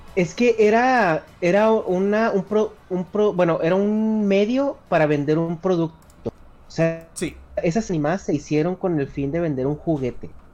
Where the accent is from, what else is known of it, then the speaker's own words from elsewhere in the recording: northern Mexico, Mexico; parte del norte, donde yo soy